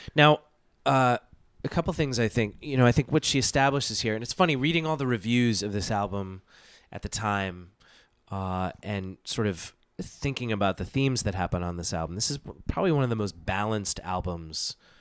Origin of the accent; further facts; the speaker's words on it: United States; I was born in the States